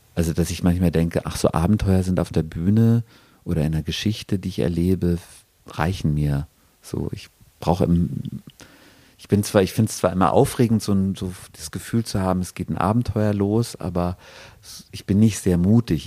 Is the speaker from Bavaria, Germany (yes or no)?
yes; Regensburg, Bavaria, Germany; now in Bochum, Germany; ich komme aus Regensburg, das ist so eine Stadt, die ist sehr, sehr schön